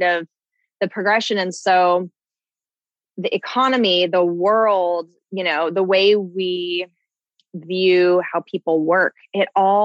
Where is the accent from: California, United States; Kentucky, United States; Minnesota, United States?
California, United States; Southern; moved away as an adult; I am originally from Southern California. I lived there until I was 21.